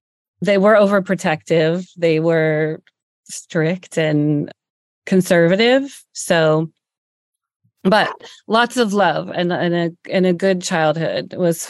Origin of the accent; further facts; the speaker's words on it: Pennsylvania, United States; Yeah. I'm originally from Northeastern Pennsylvania, though.